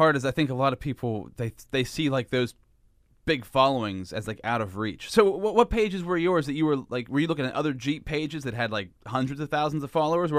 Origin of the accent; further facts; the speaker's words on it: Pennsylvania, United States; If you listen to the podcast, you know that I'm from Central Pennsylvania, podcasts worldwide. So hello to everybody out there. But, you know, we're in Central PA, Altoona, Pennsylvania